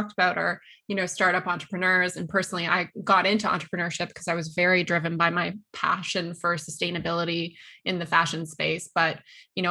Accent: Canada; accent: Canadian; Yes, I am Canadian. I'm an ex-management consultant and I'm Canadian.

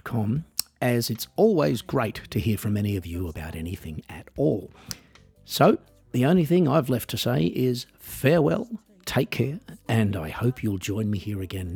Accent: Australia; moved away as an adult; also born or lived in United States; growing up in Australia

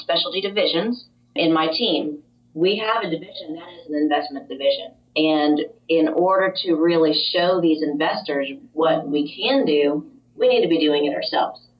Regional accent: Jupiter, Florida, United States; moved away as an adult; also born or lived in Chicago; We then were transferred to Jupiter, Florida, which is our hometown

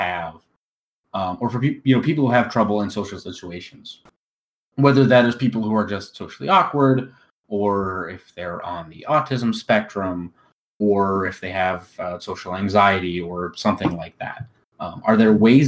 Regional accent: United States; I'm an American

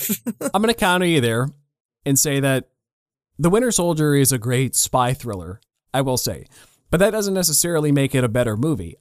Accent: Canada; I'm a Canadian kid

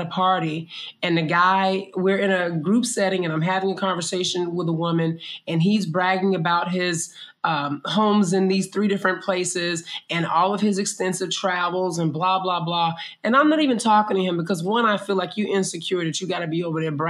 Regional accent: United States; moved away as an adult; in the States, again, we as Black people, we learned to shift

